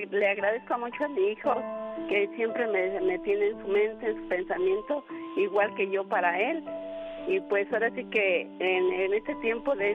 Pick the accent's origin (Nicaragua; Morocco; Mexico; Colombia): Mexico; Mexico City; born there; No, nací en el DF.